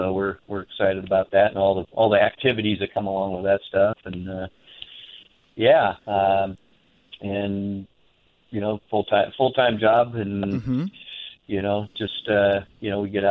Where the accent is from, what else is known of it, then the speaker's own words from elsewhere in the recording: Tacoma, Washington, United States; I was born here, born in Tacoma